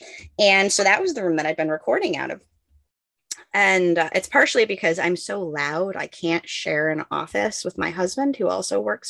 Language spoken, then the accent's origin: English; New York, United States; moved away; I grew up in New York.